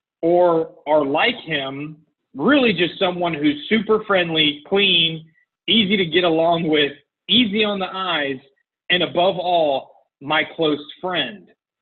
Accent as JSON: {"language": "English", "town": "Canton", "region": "Georgia", "country": "United States", "said": "Close. I'm from Canton."}